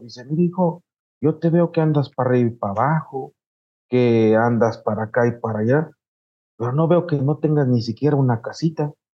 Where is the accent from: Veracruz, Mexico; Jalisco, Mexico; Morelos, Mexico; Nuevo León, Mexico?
Morelos, Mexico; nosotros somos morelenses, ¿no? Del estado de Morelos